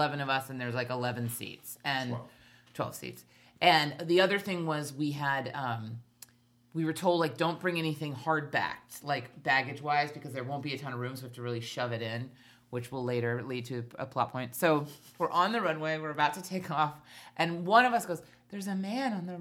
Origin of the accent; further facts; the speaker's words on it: Hawaii, United States; moved away; We grew up in Hawaii